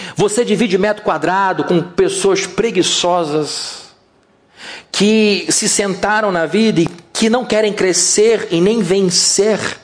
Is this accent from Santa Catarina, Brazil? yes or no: no; Rio de Janeiro, Brazil; O nosso Rio de Janeiro